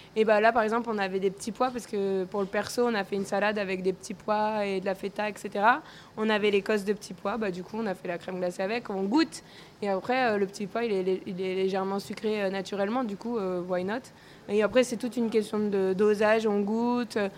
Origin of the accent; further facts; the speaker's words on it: Corsica, France; chez moi en Corse